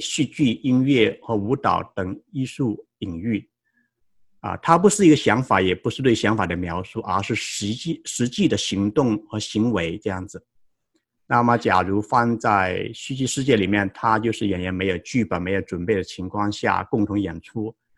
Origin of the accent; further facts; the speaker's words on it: Guangdong, China; moved away as an adult; also born or lived in Tennessee, United States / Wisconsin, United States / San Jose, United States; now in United States; 我成长在广东，二零零一年到美国留学，呃，获得田纳西大学的 M B A 学位